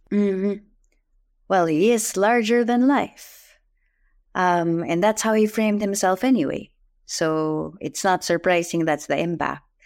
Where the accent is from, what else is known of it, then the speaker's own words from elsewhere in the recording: Philippines; I'm Filipino